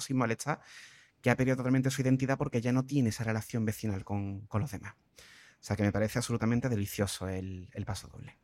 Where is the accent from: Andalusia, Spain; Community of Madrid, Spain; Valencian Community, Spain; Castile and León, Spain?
Andalusia, Spain; Cádiz; me haya criado en Cádiz